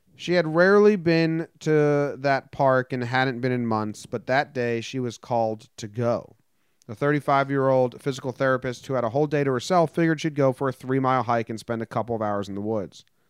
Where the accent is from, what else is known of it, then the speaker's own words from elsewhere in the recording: United States; I'm American